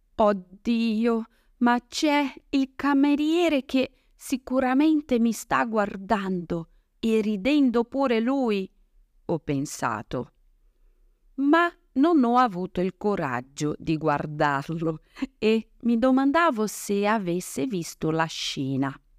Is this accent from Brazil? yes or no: yes; Brazil; Italian is a second language; now in Italy; come brasiliana